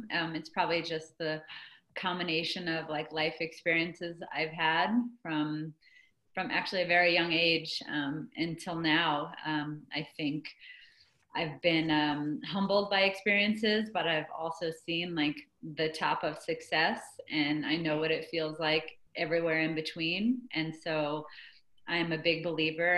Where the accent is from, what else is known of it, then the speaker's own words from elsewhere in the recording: Phoenix, Arizona, United States; also born or lived in Manhattan, New York / Greensboro, North Carolina; I ended up spending the next basically 11 years of my childhood growing up in Phoenix